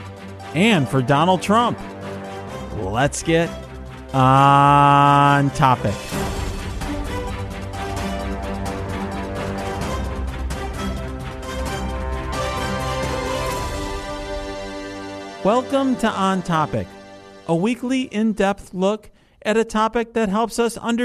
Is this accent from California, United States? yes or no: no; Chicago, Illinois, United States; I am from Chicago